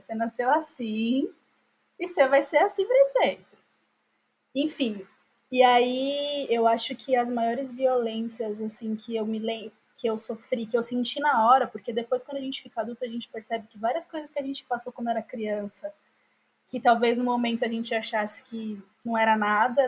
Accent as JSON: {"language": "Portuguese", "town": "Diadema", "region": "São Paulo", "country": "Brazil", "tie": "born or raised there", "said": "eu sempre morei em Diadema"}